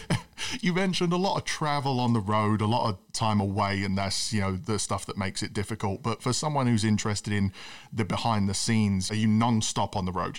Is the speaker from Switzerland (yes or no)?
no; United Kingdom; as a British kid who loves the sport